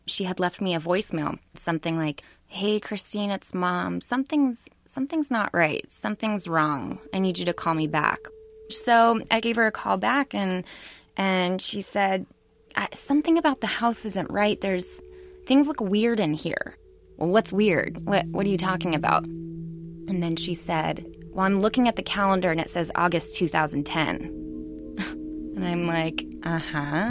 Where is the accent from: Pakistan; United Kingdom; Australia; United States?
United States; Nevada, California; now in San Francisco, United States; I was raised in Nevada in the house